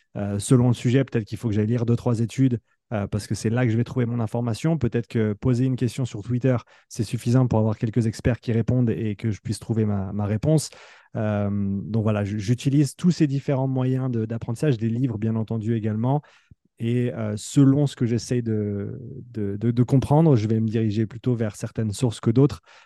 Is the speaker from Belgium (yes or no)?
no; Nyon, Vaud, Switzerland; moved away as an adult; also born or lived in France; l'équipe là où j'ai grandi, là où j'ai joué étant plus jeune aussi, ici à Nyon